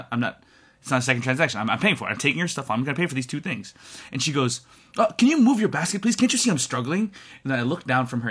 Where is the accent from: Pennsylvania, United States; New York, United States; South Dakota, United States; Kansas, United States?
New York, United States; I'm from New York.